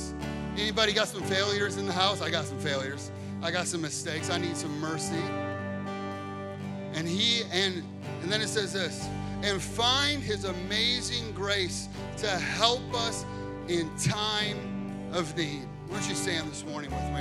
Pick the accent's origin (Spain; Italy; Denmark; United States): United States; Chicago, Illinois; I grew up in Chicago.